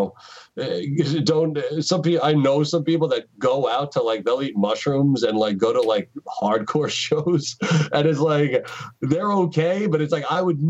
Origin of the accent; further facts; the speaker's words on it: New York, United States; moved away; I'm from New York